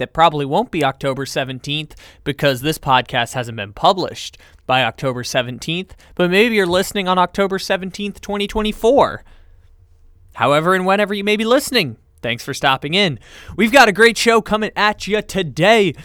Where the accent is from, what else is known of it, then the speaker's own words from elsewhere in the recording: San Diego, California, United States; I grew up in San Diego